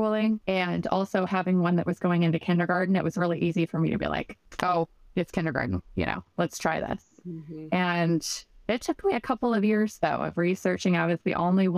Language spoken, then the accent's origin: English; Southern Illinois, United States; moved away as an adult; we're originally from Illinois